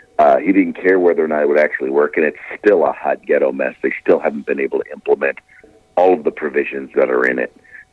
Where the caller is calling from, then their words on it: California, United States; I'm calling from the People's Republic of California.